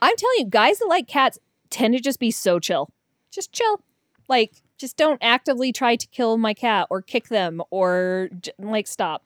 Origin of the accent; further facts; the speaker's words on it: Denver, Colorado, United States; now in Utah, United States; I'm from Denver